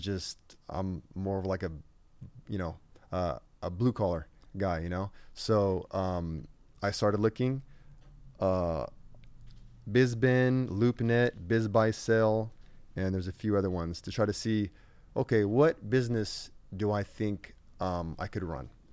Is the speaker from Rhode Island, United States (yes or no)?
no; Riverside, California, United States; I grew up in Riverside